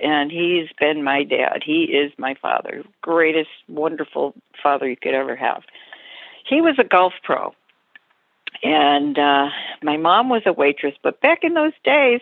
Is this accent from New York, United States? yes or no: yes; Rochester, New York, United States; I grew up in Rochester, New York.